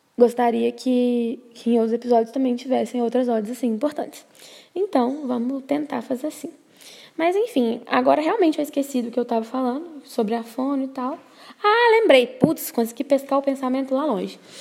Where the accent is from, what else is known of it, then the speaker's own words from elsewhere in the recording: Brazil; sendo brasileira